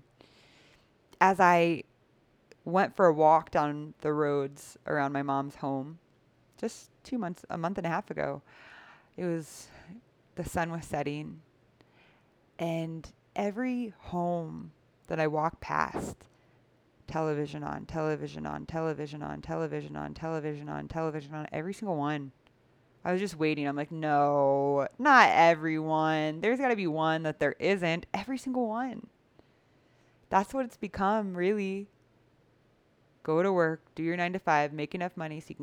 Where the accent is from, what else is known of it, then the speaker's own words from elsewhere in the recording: United States; moved away; what I grew up with in the United States